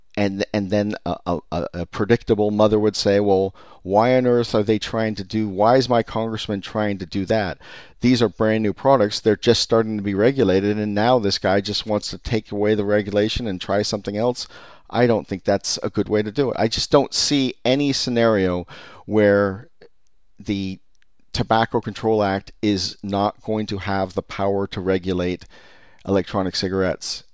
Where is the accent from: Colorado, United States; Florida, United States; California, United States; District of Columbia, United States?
California, United States; I'm from California